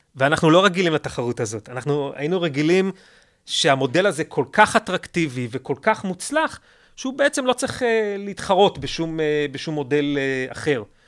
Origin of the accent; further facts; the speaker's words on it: Israel; פה אצלנו בישראל